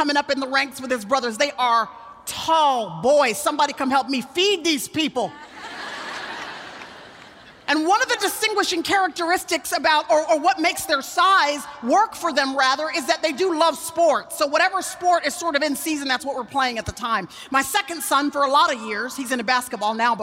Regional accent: Dallas, Texas, United States; in Dallas, Texas, which is where I still live, and where I was born and raised

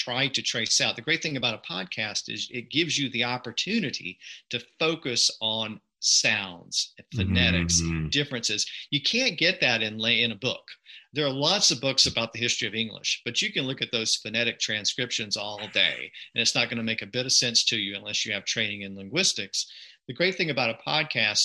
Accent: the U.S. South, United States; accent: Southern; where I'm from in the U.S. South

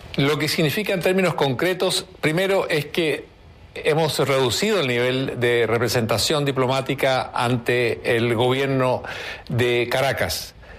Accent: Chile; Nosotros como chilenos

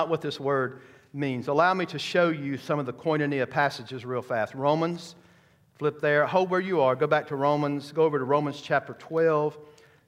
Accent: United States; as American Christians

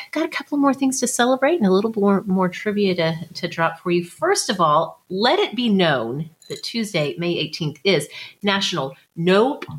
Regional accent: Tornado Alley, United States; growing up in Tornado Alley

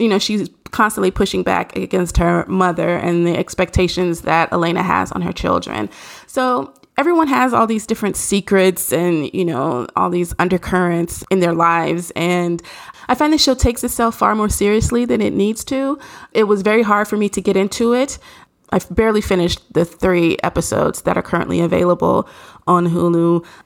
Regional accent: Nashville, Tennessee, United States; I'm from Nashville

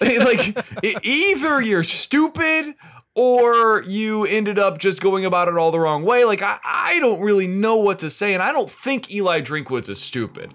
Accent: Kansas City, Missouri, United States; growing up in Kansas City

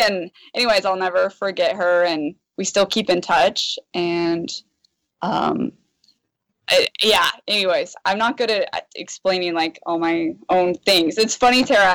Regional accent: Washington, United States; I grew up in Washington, so like my family is the Supersonics

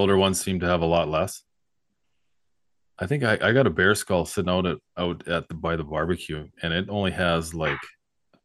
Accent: North Coast, British Columbia, Canada; now in Okanagan, Canada; I grew up on North Coast, and I moved to the Okanagan

